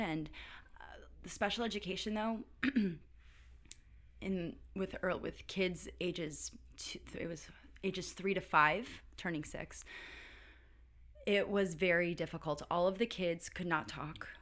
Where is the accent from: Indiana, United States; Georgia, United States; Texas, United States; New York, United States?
New York, United States; Valhalla; moved away; also born or lived in Duncan, South Carolina; I am from Valhalla, New York. it's a small hamlet outside of New York City. It's forty minutes north of New York City.